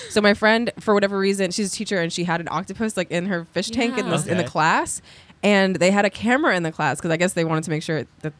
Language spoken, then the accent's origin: English; New Jersey, United States; I am from New Jersey, yes.